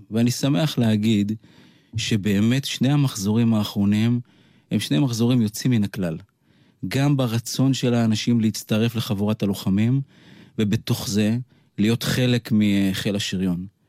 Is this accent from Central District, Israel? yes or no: no; Kiryat Yam, Haifa District, Israel; אני גדלתי בקריית ים את רוב אה, שנותיי, עד הגיוס